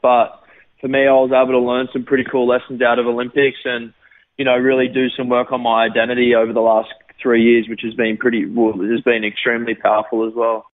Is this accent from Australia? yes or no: yes; Gold Coast, Queensland, Australia; also born or lived in Sydney, Australia; I lived there for about six months and then moved to the Gold Coast, and I've lived on the Gold Coast ever since.